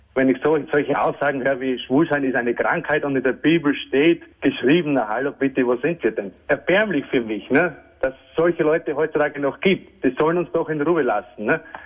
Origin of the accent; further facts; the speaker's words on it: Tyrol, Austria; moved away as an adult; now in Vienna, Austria; ich komme ursprünglich von Tirol